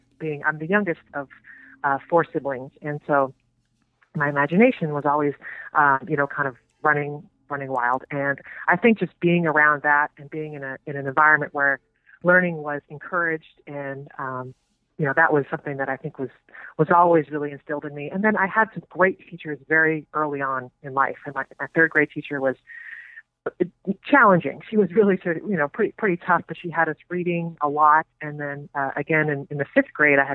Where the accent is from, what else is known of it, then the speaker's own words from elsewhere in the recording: Claremont, California, United States; also born or lived in Palos Verdes, California; pretty much I would say that I grew up in Claremont. So, but definitely Southern California